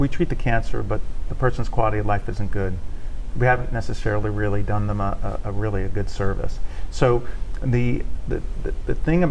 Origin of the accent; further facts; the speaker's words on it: Northeast, United States; moved away as an adult; now in Shreveport, United States; I'm not originally from Shreveport. I'm from the Northeast.